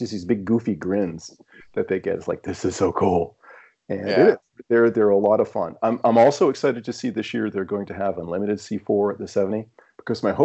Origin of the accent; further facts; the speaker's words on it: Maine, United States; moved away; I'm originally from Maine, and I still have some ties up there.